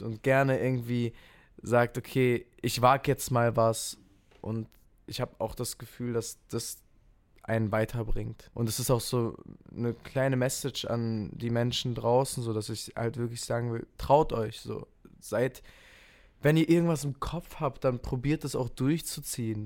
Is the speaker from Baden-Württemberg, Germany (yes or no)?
yes; Kehl, Baden-Württemberg, Germany; also born or lived in Offenburg; ich bin geboren in Kehl, das ist direkt an der französischen Grenze und meine Family wohnt in Offenburg. Deswegen ähm, bin ich hier im Park groß geworden